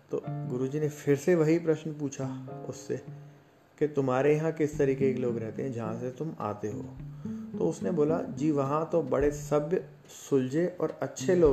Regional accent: Jaipur, Rajasthan, India; और मैं जयपुर राजस्थान से बिलोंग करता हूँ

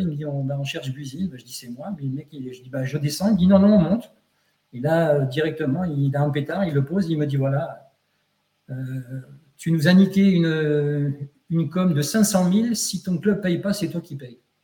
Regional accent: near Rouen, Pays de Caux, Normandy, France; je suis né en France, à Côte-Bécancourt, dans le pays de Côte, à côté de, Rouen

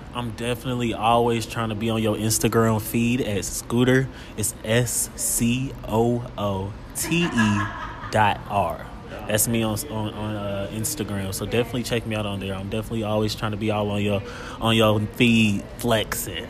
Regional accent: Kansas City, Missouri, United States; also born or lived in Los Angeles; growing up in Kansas City and just like going to school in Kansas City

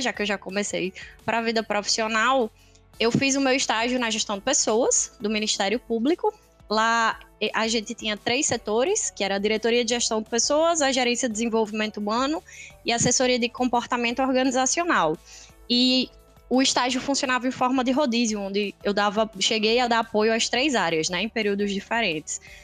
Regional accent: Natal, Rio Grande do Norte, Brazil; Nasci e cresci aqui em Natal

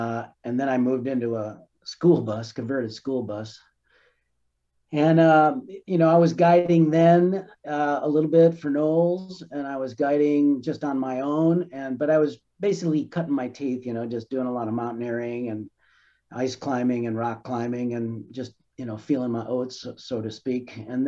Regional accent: Chicago, Illinois, United States; moved away as an adult; in Chicago, Jewish ghetto in northwestern Chicago, Rogers Park. And it was a big city surrounded by cement and man-made things. And I was not a very happy kid growing up in the 60s

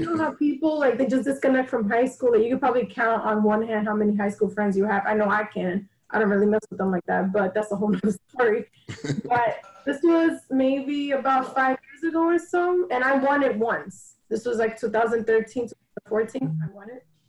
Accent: New York, United States; I'm from New York

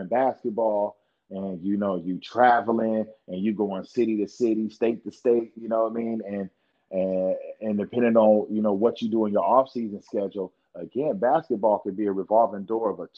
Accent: California, United States; we grew up in California

